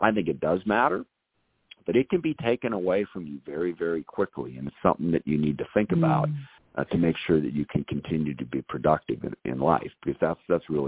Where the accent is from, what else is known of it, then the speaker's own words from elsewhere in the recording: SeaTac, Washington, United States; Growing up in the SeaTac area south of Seattle